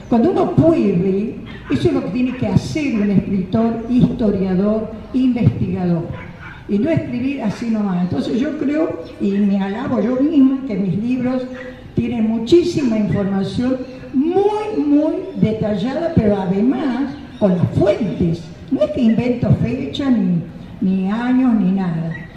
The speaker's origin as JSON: {"language": "Spanish", "town": "Santa Lucía", "region": "Tucumán", "country": "Argentina", "said": "mi pueblo"}